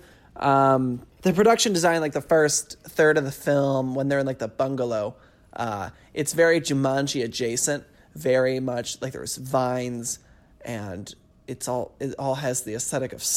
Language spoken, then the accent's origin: English; Michigan, United States; I'm from Michigan